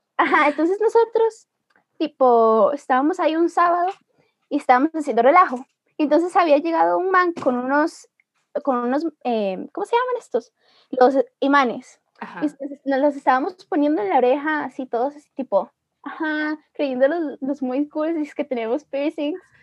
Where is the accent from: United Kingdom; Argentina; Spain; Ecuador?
Ecuador; now in Costa Rica; yo soy de Ecuador, entonces yo hablo de mi experiencia como ecuatoriana